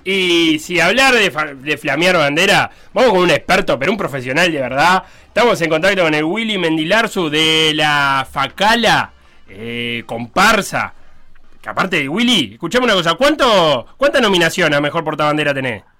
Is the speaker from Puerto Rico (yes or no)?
no; Uruguay; tenemos como uruguayos